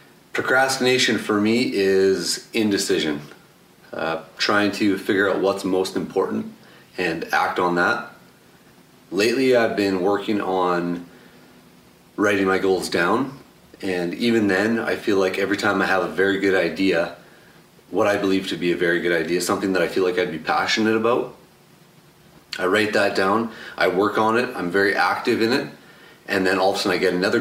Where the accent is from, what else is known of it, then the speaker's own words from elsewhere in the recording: Alberta, Canada; I'm 32. I'm from Alberta, Canada.